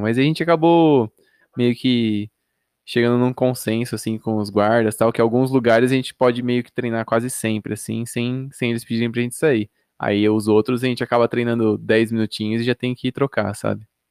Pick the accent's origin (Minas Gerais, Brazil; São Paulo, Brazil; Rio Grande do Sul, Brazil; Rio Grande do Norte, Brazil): São Paulo, Brazil; moved away as an adult; now in Campinas, Brazil; eu sou de São Paulo, mas eu moro em Campinas já tem 6, 7 anos